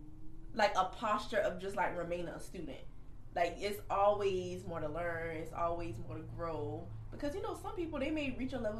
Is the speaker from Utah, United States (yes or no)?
no; Kingstree, South Carolina, United States; y'all know I'm from King Street, South Carolina, which is very, very country.